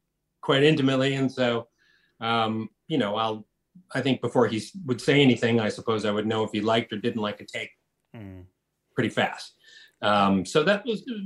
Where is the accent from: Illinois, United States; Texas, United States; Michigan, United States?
Michigan, United States; Detroit; moved away as an adult; also born or lived in Los Angeles, United States; It's my hometown. Yeah. Detroit's my hometown.